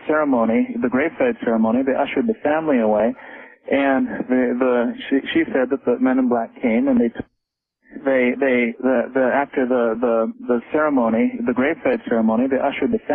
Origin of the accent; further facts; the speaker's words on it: Colorado, United States; now in Portland; I grew up on a ranch in Colorado